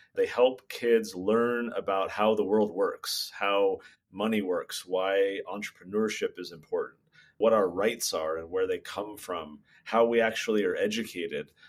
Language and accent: English; California, United States; I grew up in California